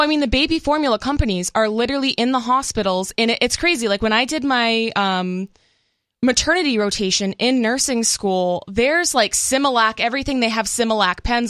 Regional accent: Massachusetts, United States; now in Los Angeles County, United States; I'm originally from Massachusetts, so I guess to me that feels more like home

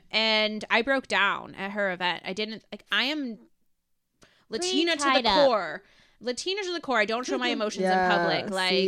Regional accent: Solon, Ohio, United States; And I'm from Cleveland. So I was like, I want to help you with Cleveland. Like, that's my bread and butter. Mm-hmm. It's my hometown.

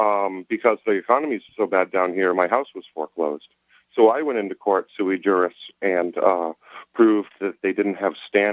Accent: Concord, Massachusetts, United States; I was born in Concord, Massachusetts. I went to private schools there.

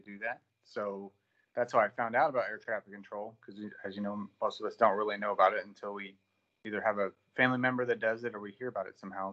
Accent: Indiana, United States; moved away as an adult; now in Fort Worth, United States; I'm originally from Indiana, grew up there, went to Purdue, graduated.

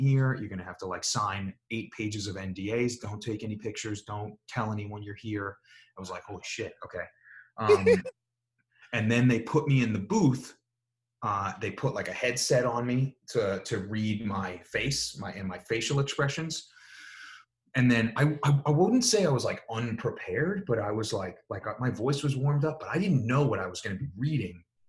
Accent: New York, United States; accent: a little New York; moved away; my regular accent, which is like a little New York

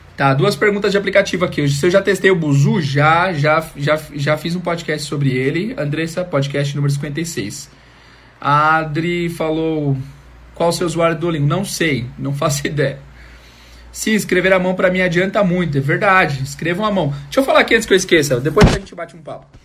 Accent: Brazil; tenho 31, sou do Brasil, sou professor de inglês há mais 5 anos

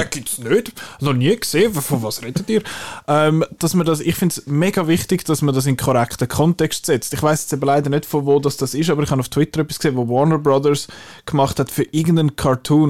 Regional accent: Illnau, Zurich, Switzerland; Ich bin in Ilnau unter anderem aufgewachsen

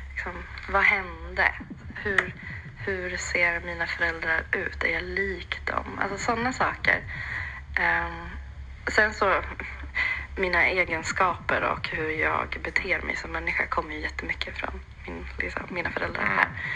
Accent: Jämtland, Sweden; also born or lived in Sri Lanka; jag är född eh, på Sri Lanka, mm. men uppvuxen i Jämtland.

